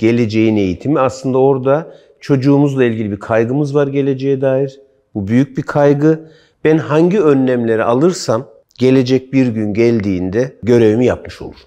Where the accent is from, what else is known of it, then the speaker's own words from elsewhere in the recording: Kırşehir Province, Turkey; moved away; bizim köy Kırşehir'de işte Kızılırmağa yaklaşık 2-3 kilometre mesafede bir küçük dere var